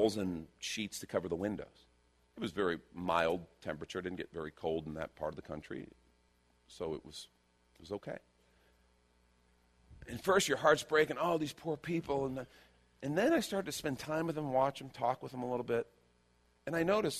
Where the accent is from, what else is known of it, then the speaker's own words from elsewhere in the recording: Chicago, Illinois, United States; moved away; also born or lived in Los Angeles; I grew up in Chicago